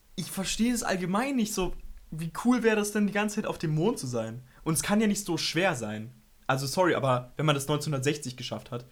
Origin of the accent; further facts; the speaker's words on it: Berlin, Germany; ich komme aus Berlin